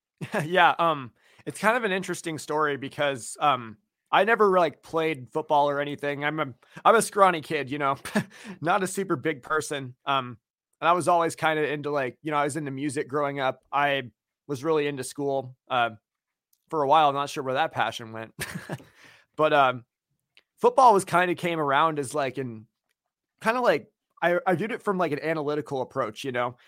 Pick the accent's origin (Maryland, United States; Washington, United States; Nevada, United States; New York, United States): Washington, United States; Seattle; I grew up in Seattle